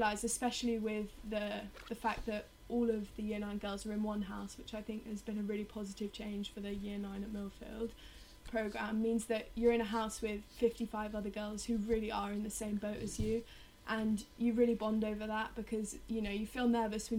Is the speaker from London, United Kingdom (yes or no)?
yes; London, United Kingdom; I come from Richmond in London, so I was a day pupil at an all-girls school for my whole life